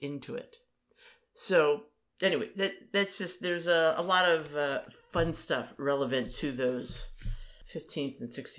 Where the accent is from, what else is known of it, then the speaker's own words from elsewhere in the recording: Washington, United States; I grew up in the Washington area.